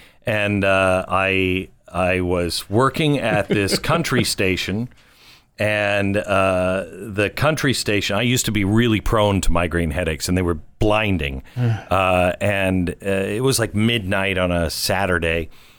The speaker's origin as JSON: {"language": "English", "town": "Mount Vernon", "region": "Washington", "country": "United States", "tie": "born or raised there", "also_born_or_lived": "Everett", "said": "Mount Vernon, Washington, my home."}